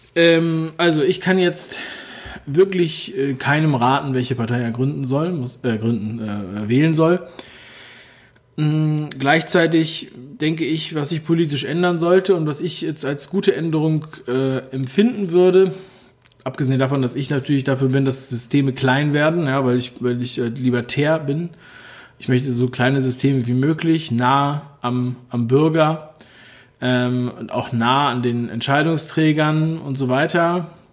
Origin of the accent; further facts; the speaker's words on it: Berlin, Germany; Ich bin ja selber aus Ostberlin